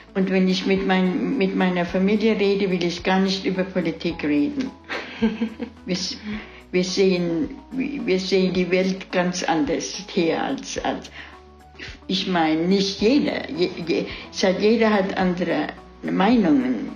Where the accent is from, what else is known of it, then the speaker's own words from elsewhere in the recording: Weilerbach, Rhineland-Palatinate, Germany; moved away as an adult; now in Alpharetta, United States; Ich bin geboren in Weiderbach bei Kaiserslautern.